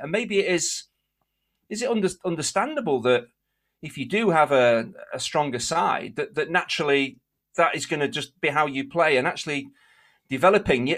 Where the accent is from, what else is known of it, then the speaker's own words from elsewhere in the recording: England, United Kingdom; My dad was English. I was born in Eng-